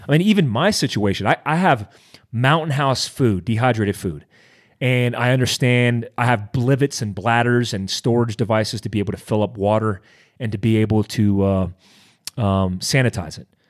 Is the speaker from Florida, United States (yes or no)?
yes; Daytona Beach, Florida, United States; when I grew up in Daytona Beach, Florida